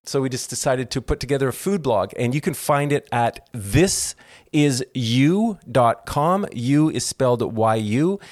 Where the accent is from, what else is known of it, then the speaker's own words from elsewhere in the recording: Toronto, Ontario, Canada; now in Southern California, United States; I'm originally from Toronto, Canada, and I grew up in the comedy acting world of Toronto.